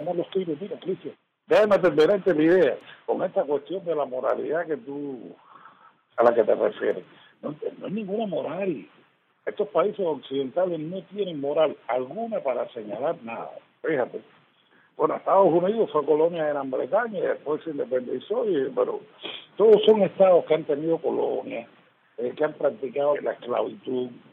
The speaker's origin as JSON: {"language": "Spanish", "country": "Cuba", "said": "Yo soy cubano, me vivo en Cuba"}